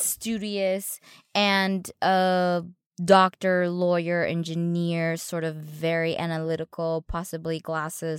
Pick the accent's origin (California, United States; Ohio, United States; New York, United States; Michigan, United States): California, United States; San Gabriel Valley; my norm growing up in the San Gabriel Valley was to be very academic